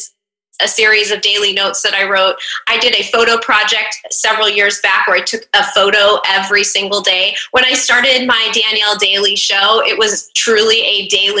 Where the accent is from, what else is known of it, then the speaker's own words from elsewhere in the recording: Northern California, United States; moved away as an adult; also born or lived in DC metro area; now in Washington, D.C. metro area, United States; I'm actually originally from Northern California, but I've lived in the DC metro area for about 15 years